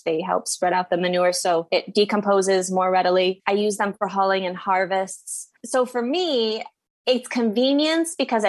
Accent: Midwest, United States; moved away as an adult; also born or lived in central New Jersey; now in New Jersey, United States; I currently live on a 6-acre farm in central New Jersey, and I'm from the Midwest

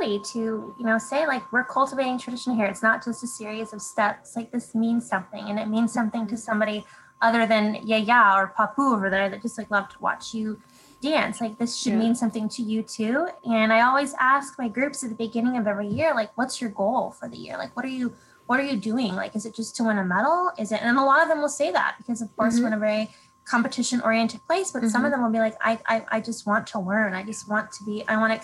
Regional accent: California, United States; I'm from California

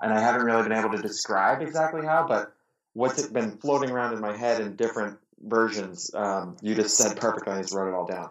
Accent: Pittsburgh, Pennsylvania, United States; now in Detroit, United States; I grew up in Pittsburgh, now live in Detroit

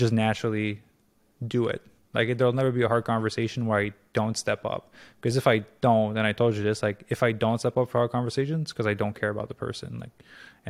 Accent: Canada; moved away as an adult; also born or lived in Tulum, Mexico / Los Angeles, United States; I'm obviously Canadian

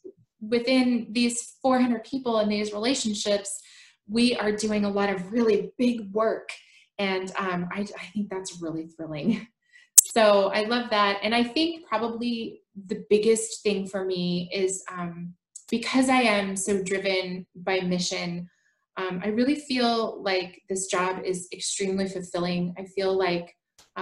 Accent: Portland, Oregon, United States; I was born and raised in Portland, Oregon. I still live here.

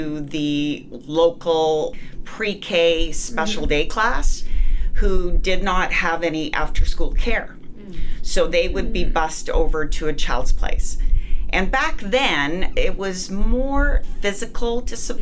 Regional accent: Winnipeg, Manitoba, Canada; moved away as an adult; I'm from Winnipeg, Canada, and I moved down here

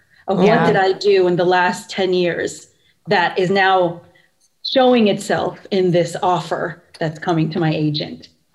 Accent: Philippines; because even my own identity as a Filipino is so, I understand it very differently, because being Filipino is like, when I'm here, it's like, yeah, we look the same.

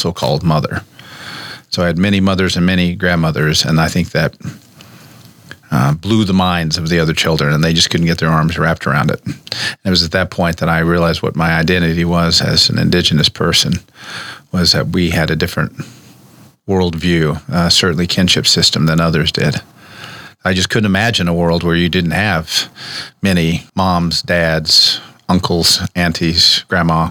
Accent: United States; also born or lived in Oklahoma / Nebraska; I grew up between here in Nebraska and down in Cherokee country in Oklahoma, two tribes, Omahas and Cherokees

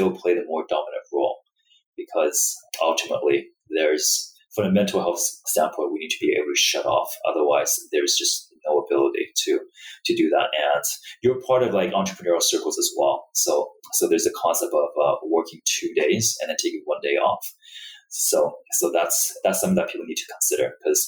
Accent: Vancouver, British Columbia, Canada; I'm from Vancouver myself.

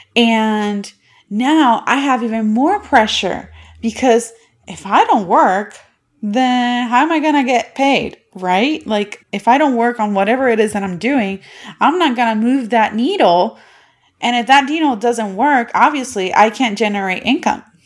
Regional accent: Puerto Rico; moved away as an adult; now in United States; I am from Puerto Rico, and I was born and bred there, and I only moved to the United States in two thousand eleven

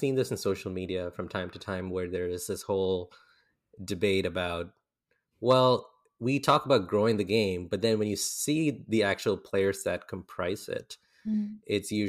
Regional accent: Saudi Arabia; also born or lived in India / Philippines; now in United States; I'm an American now, but I was born like in Saudi Arabia, and I spent like a big chunk of my life there. Then I went to India for schooling, and then I moved to the Philippines, and then to the US.

